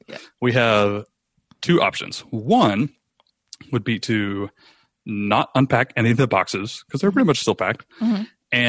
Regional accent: Rome, Georgia, United States; we decided to move back to Rome, Georgia, which is mm-hmm. where I'm broadcasting from right now. It's my hometown. I grew up here.

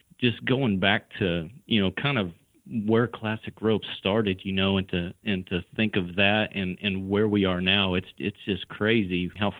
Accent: New Mexico, United States; now in Granbury, Texas, United States; I live in Granbury, Texas. That's where Classic Ropes is based out of. I grew up in New Mexico, actually, in a ranching family.

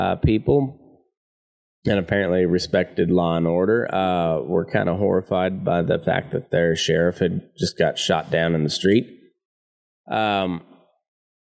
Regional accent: United States; We here in America

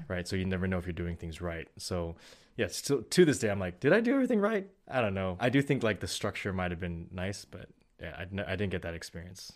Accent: Bay Area, California, United States; moved away as an adult; also born or lived in San Diego; now in Los Angeles, United States; I grew up in the Bay Area.

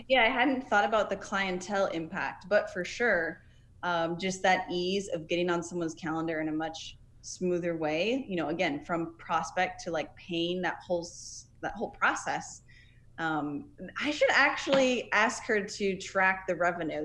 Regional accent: Nebraska, United States; now in Florida, United States; I'm originally from Nebraska

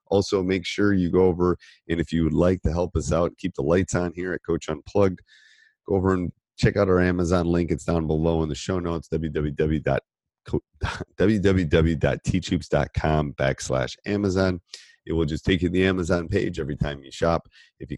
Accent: Midwest, United States; moved away; I grew up in the Midwest

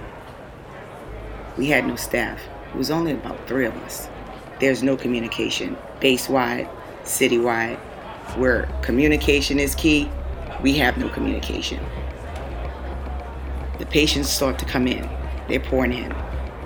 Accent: New Orleans, Louisiana, United States; moved away as an adult; my own hometown of New Orleans

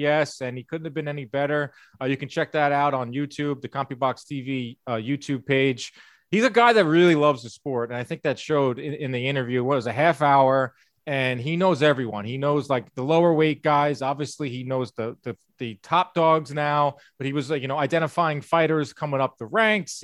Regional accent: New York, United States; as a New Yorker.

